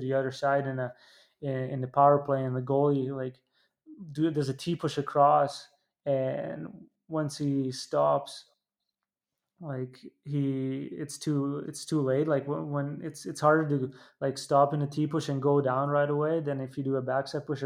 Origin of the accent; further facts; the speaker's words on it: Italy; growing up in Italy